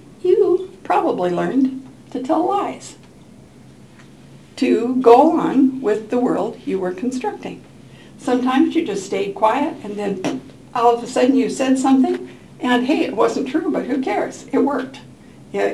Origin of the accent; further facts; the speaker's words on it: Portland, United States; I grew up in Portland.